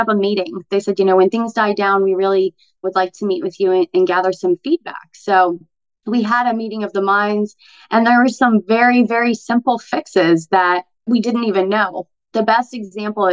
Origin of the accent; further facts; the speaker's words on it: Arizona, United States; moved away as an adult; now in Florida, United States; as an Arizona girl. So I moved here from Arizona 4 years ago